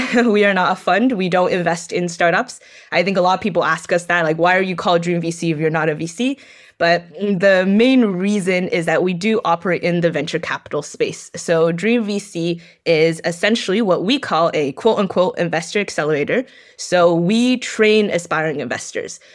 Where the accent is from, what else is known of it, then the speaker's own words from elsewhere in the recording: Gainesville, Florida, United States; I'm Chinese American. I grew up in North Central Florida, specifically Gainesville